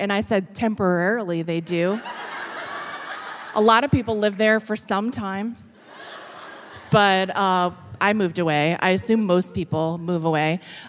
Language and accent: English; Fitchburg, Massachusetts, United States; moved away; I'm from Fitchburg, Massachusetts.